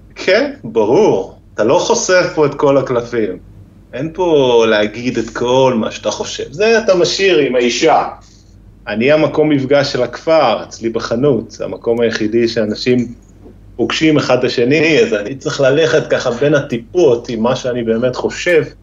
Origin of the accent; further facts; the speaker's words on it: Israel; moved away as an adult; also born or lived in Norway; now in Lærdal area, Norway; אני כאילו באתי לנורבגיה, ישראלי